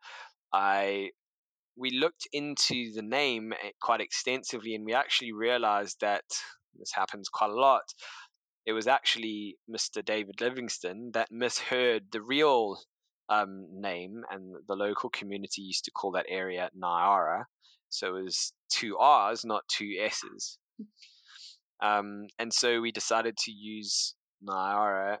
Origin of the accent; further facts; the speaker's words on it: South Africa; moved away as an adult; also born or lived in London; I grew up in South Africa, had a fairly modest upbringing